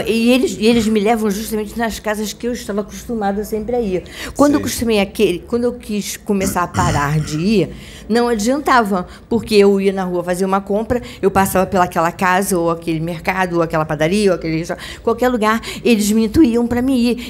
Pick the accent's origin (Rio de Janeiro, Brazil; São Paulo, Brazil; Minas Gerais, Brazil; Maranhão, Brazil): Rio de Janeiro, Brazil; Eu sou do, de Campo Grande do Rio de Janeiro